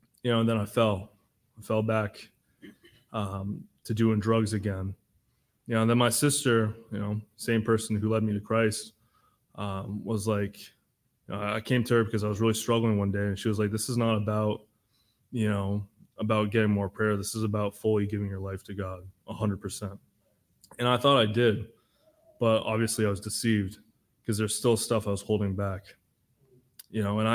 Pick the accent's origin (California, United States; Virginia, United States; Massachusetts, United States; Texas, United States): Massachusetts, United States; I'm from Massachusetts